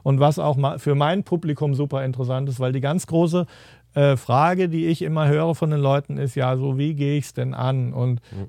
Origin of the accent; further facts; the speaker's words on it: Giessen, Hesse, Germany; also born or lived in Frankfurt; bei uns in Gießen waren halt die Amerikaner